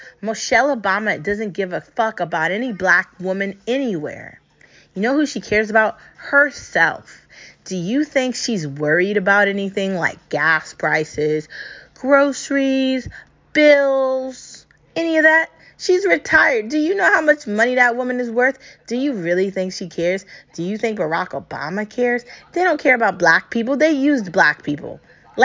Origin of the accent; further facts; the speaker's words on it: United States; I'm American